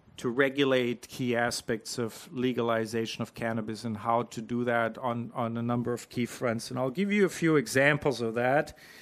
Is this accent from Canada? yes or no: yes; Canada; moved away as an adult; now in New Zealand; I'm not a Kiwi. I'm an import from Canada. I've been here for less than a year